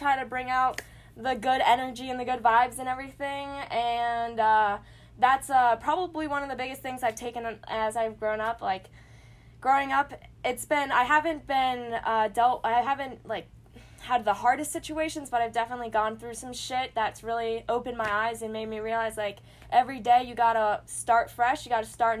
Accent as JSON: {"language": "English", "town": "Lancaster", "region": "Pennsylvania", "country": "United States", "tie": "born or raised there", "also_born_or_lived": "New Jersey", "said": "I live in Lancaster, Pennsylvania. I moved from Jersey"}